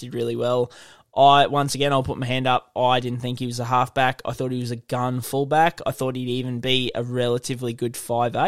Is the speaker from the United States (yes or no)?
no; Queensland, Australia; as a Queenslander